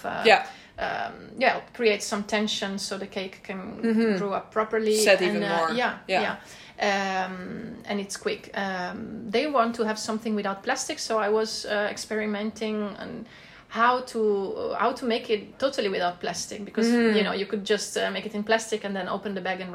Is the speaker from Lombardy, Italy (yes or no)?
yes; Milan, Lombardy, Italy; moved away as an adult; also born or lived in Trentino, Italy; now in Netherlands; We are originally from Milan and surrounding